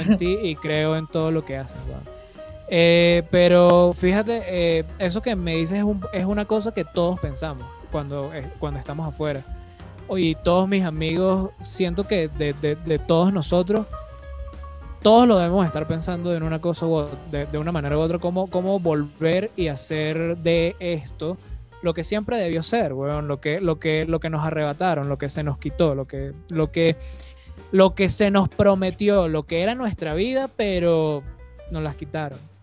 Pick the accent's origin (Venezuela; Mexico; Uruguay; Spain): Venezuela; como venezolanos